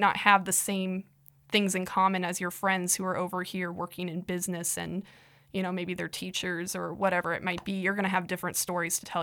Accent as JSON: {"language": "English", "region": "Iowa", "country": "United States", "said": "I'm from Iowa"}